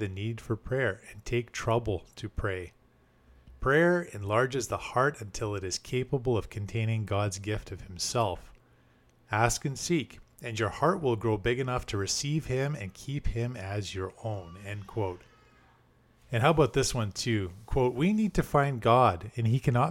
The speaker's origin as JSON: {"language": "English", "country": "Canada", "said": "as a Canadian myself"}